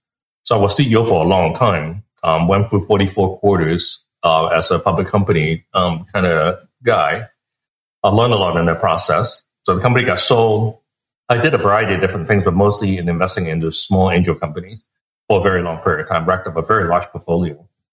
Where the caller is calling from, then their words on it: a town near Palo Alto, California, United States; I'm calling from a town near Palo Alto.